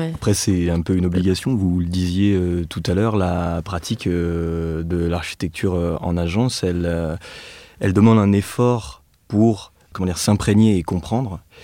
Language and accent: French; Nevers, Bourgogne-Franche-Comté, France; moved away; also born or lived in Clermont-Ferrand; je suis né et j'ai grandi à Nevers, comme Félix